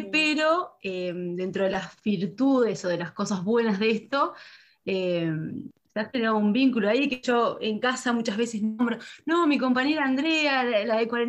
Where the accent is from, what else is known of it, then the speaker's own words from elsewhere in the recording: Canelones, Uruguay; en mi caso, yo soy de Canelones